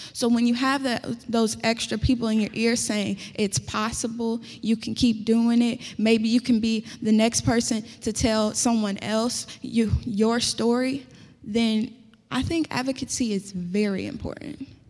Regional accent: Indianapolis, Indiana, United States; accent: country; I'm from Indianapolis and that's pretty a city as it gets

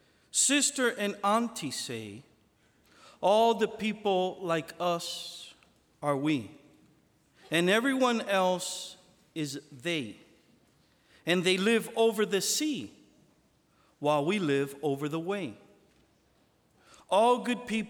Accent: New York City, New York, United States; moved away; also born or lived in Florida; I was born in Bronx, New York. My parents and my grandparents are from Puerto Rico

